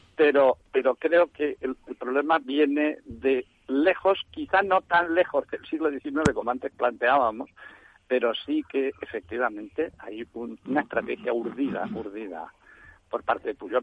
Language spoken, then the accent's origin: Spanish; Valencian Community, Spain; now in Barcelona, Spain; yo soy valenciano y vine a Barcelona año 72